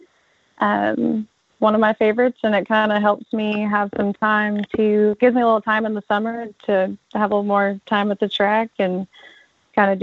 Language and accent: English; Houston, Texas, United States; I am from Houston, Texas, so a little ways from Alabama